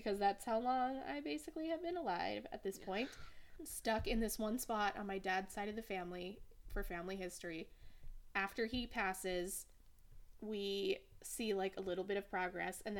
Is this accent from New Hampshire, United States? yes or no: yes; New Hampshire, United States; My friend, who I grew up with in New Hampshire